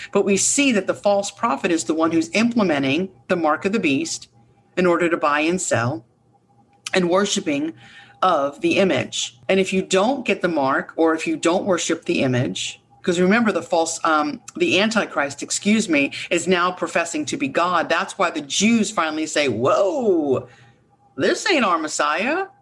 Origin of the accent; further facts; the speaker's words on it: United States; as an American, but a God fearing woman